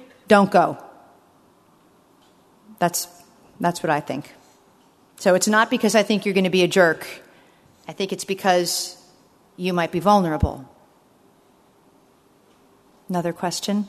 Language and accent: English; United States; as an American